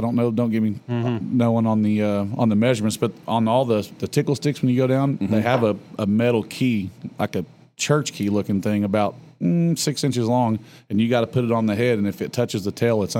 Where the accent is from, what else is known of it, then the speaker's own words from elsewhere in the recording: Texas, United States; I'm from Texas.